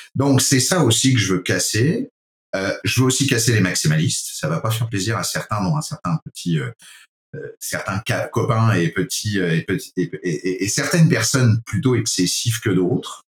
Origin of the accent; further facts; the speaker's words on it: France; accent: French (from France); moved away as an adult; now in Quebec, Canada; vu mon accent français d'origine, euh, fier de l'être citoyen canadien, désormais canadien depuis 12 ans. Euh, depuis mon arrivée au Québec